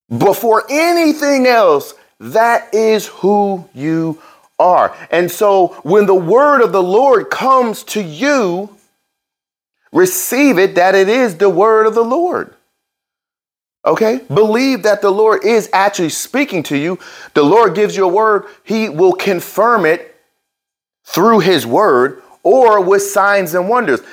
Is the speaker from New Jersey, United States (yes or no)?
yes; New Jersey, United States; I was born in New Jersey